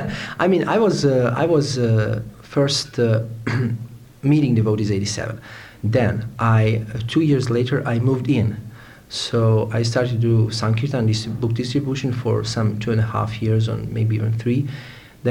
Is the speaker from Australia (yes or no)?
no; Novi Sad, Vojvodina, Serbia; English is a second language; also born or lived in Sweden / Italy; I'm from Yugoslavia, specifically from Serbia. My native town where I was born is Novi Sad, and now I am also living there.